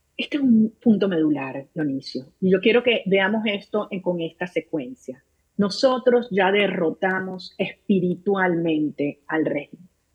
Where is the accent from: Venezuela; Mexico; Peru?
Venezuela; los venezolanos estamos unidos como nunca antes